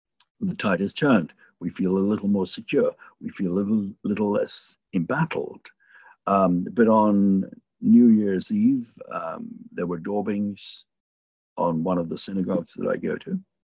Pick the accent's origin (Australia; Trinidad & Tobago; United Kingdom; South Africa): United Kingdom; England; I was having to look at myself, not just as an English person, but as a Jewish person and as an English Jew